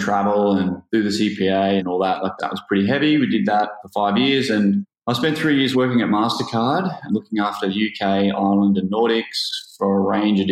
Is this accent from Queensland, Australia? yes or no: yes; Gold Coast, Queensland, Australia; also born or lived in London; I'm from the Gold Coast, and I worked in accounting here on the Gold Coast